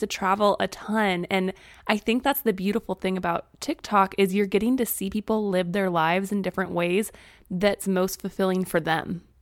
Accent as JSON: {"language": "English", "town": "Springfield", "region": "Missouri", "country": "United States", "tie": "born or raised there", "also_born_or_lived": "Texas / Arkansas", "moved": "as an adult", "said": "We both grew up in Springfield, Missouri"}